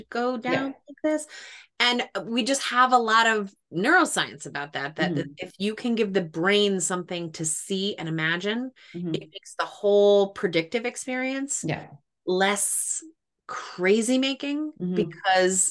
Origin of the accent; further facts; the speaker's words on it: Cape Cod, Massachusetts, United States; I grew up on Cape Cod